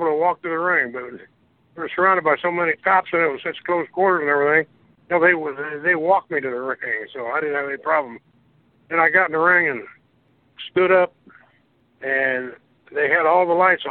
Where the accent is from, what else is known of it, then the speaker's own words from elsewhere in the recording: St. Joseph, Missouri, United States; St. Joe, my hometown